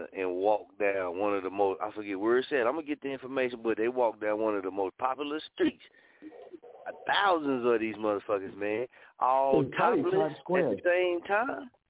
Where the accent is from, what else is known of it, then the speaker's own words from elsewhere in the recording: Muskogee, Oklahoma, United States; I'm from Muskogee, right? I'm from Muskogee